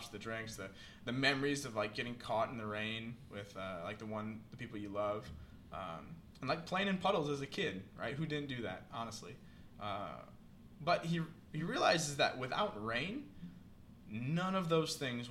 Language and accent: English; Iowa, United States; moved away; where I grew up in Iowa